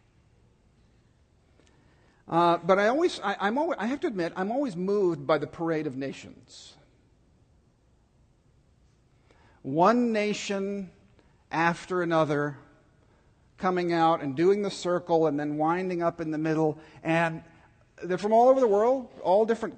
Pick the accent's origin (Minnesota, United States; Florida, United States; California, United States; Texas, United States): Texas, United States; Dallas; I grew up in Dallas